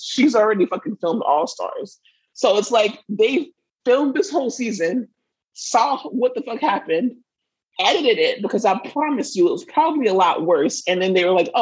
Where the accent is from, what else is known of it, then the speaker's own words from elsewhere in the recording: Florida, United States; We are from Florida